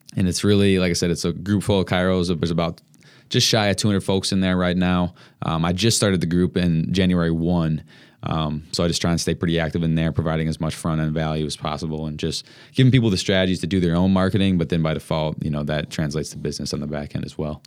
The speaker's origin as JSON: {"language": "English", "town": "Madison", "region": "Wisconsin", "country": "United States", "tie": "born or raised there", "moved": "as an adult", "lives_now": "Milwaukee, United States", "said": "I grew up in Madison, but I went to school in Milwaukee, and that's how I got here"}